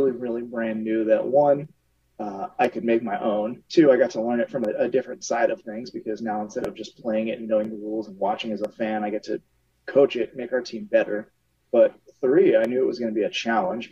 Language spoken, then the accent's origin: English; Southern New Jersey, United States; moved away; I grew up in Southern New Jersey